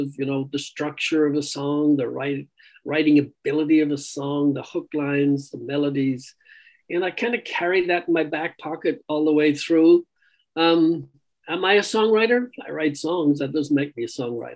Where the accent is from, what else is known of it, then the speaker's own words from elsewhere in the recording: Ireland; being Irish